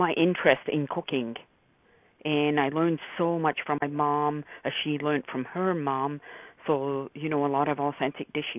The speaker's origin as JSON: {"language": "English", "region": "England", "country": "United Kingdom", "tie": "born or raised there", "moved": "yes", "said": "I was born and raised in England"}